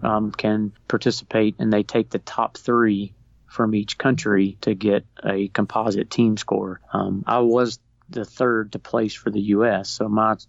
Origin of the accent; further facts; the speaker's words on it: Murfreesboro, Tennessee, United States; moved away; I'm from Murfreesboro, Tennessee, originally.